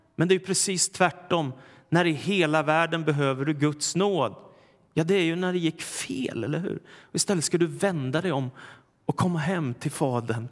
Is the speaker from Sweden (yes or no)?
yes; Stockholm, Stockholm County, Sweden; den församling jag växte upp i, Philadelphia kyrkan i Stockholm